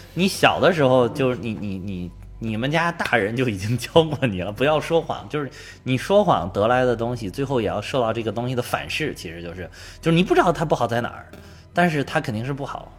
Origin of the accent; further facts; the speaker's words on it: China; 我们中国人的哲学